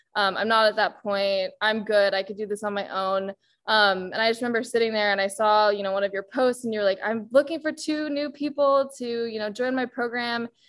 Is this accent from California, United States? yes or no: yes; Bay Area, California, United States; also born or lived in Boston; born and raised in the Bay Area